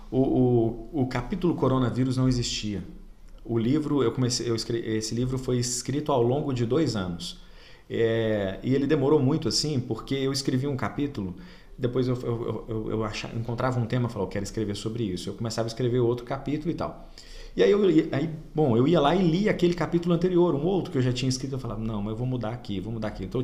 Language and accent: Portuguese; Oliveira, Minas Gerais, Brazil; eu conheço bem Pará de Minas, Formiga, Itaúna, Oliveira, minha cidade natal, nem fala, mas.